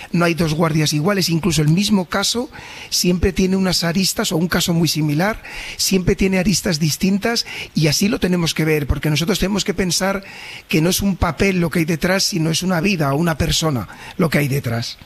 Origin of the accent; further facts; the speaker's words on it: Valladolid, Castile and León, Spain; moved away as an adult; now in Sabadell, Spain; yo también soy nacido en Valladolid